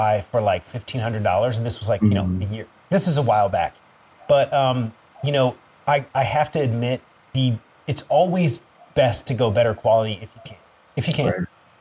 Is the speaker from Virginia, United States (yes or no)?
yes; Northern Virginia, United States; moved away; also born or lived in Sterling, Virginia / West Springfield, Virginia / Alexandria, Virginia / Washington, District of Columbia, United States; I grew up in Nova, man. So I grew up in, you'll probably know it, but I jumped around all Northern Virginia.